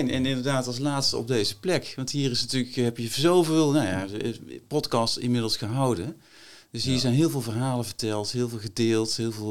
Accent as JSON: {"language": "Dutch", "town": "Helvoort", "region": "North Brabant", "country": "Netherlands", "tie": "born or raised there", "also_born_or_lived": "Berkel-Enschot", "said": "Nou, ik, ik ben een Brabander, opgegroeid, geboren in Berken-Enschot en opgegroeid in Helvoort, klein dorpje."}